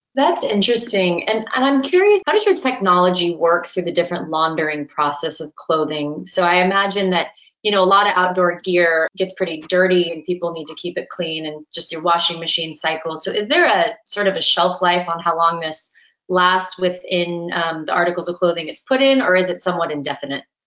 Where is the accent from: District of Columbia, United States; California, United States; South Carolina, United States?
California, United States; Southern; I grew up in Southern California